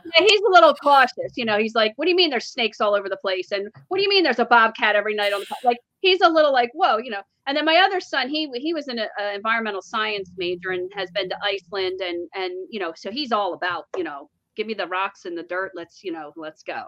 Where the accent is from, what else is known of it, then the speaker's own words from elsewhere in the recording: New Jersey, United States; moved away; we're from Jersey